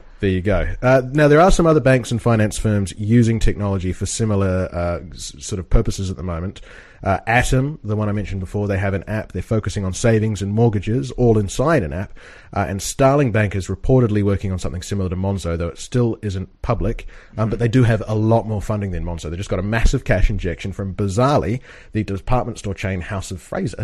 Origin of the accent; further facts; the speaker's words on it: New Zealand; now in United Kingdom; we're both from New Zealand